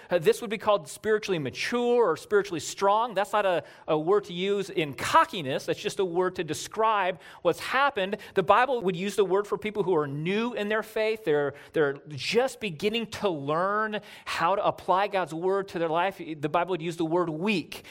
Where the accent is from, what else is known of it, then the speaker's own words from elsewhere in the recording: Southern California, United States; moved away as an adult; I grew up in Southern California.